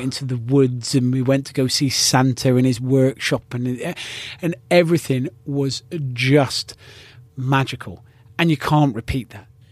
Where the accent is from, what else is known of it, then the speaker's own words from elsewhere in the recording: United Kingdom; incredibly proud of being British